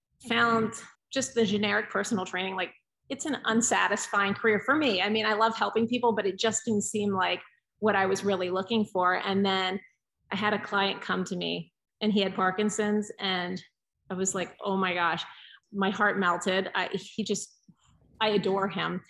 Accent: Pennsylvania, United States; also born or lived in Georgia; I was born in Pennsylvania and immediately moved to Georgia, like when I was a few days old, but then we moved back. So I spent most of my life in Pennsylvania

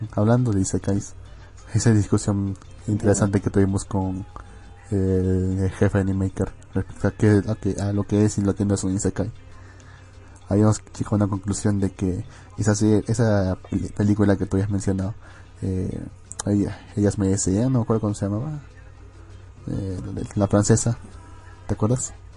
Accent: Arequipa, Peru; Yo vengo de la bendita ciudad de Arequipa

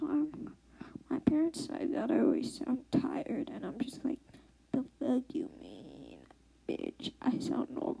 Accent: New York, Maryland, United States; born and raised in Maryland, New York, and I actually live in Maryland right now, but I did live in New York

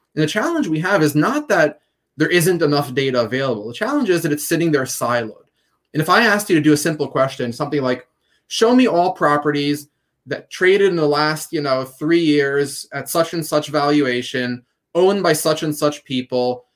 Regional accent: Jerusalem, Jerusalem District, Israel; moved away as an adult; we grew up in Jerusalem, um, and as teenagers, we started our first company

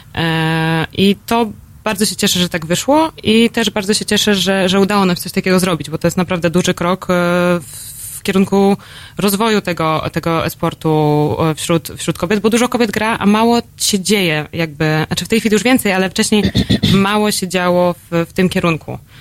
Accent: Poland; jestem z Polski

